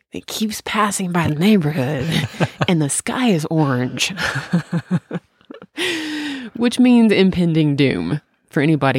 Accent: Tennessee, United States; When I grew up in Tennessee, we didn't have basements because of the water level

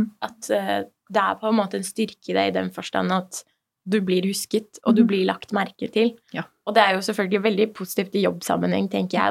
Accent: Norway; also born or lived in Iran; som iraner i Norge, selv om jeg kom hit når jeg var tre år Jeg har jo vokst opp hele livet mitt her

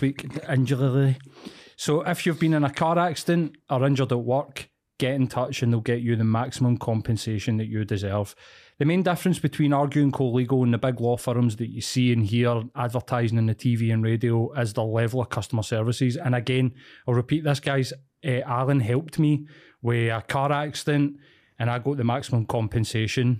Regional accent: East End, Scotland, United Kingdom; I grew up in East End in a scheme.

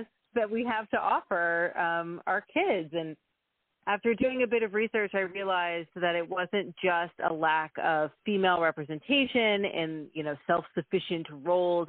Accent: Texas, United States; now in Canada; I am born and raised in Texas.

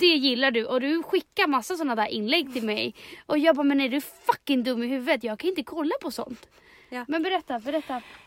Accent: Chile; now in Sweden; jag är i mitt hemland

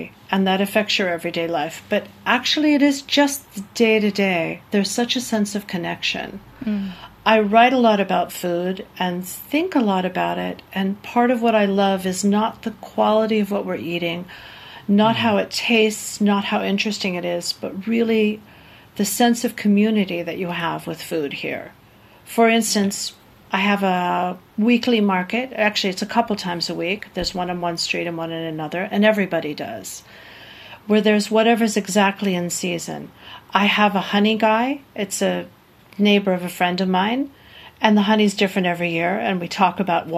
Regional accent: New York City, New York, United States; moved away as an adult; also born or lived in Germany; now in Thessaloniki, Greece; we lived in my hometown, New York City, for 10 years

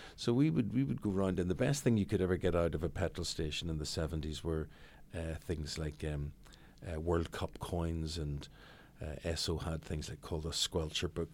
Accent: Belfast, Northern Ireland, United Kingdom; moved away; Belfast, growing up in Belfast, living, I still have a house in Belfast

